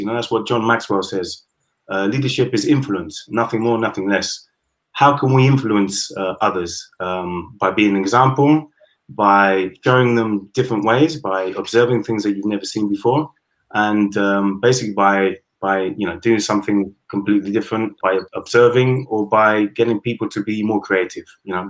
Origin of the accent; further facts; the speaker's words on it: United Kingdom; now in Spain; I am British, Caribbean, half German. And yeah, I've lived in Spain for the last 20 years.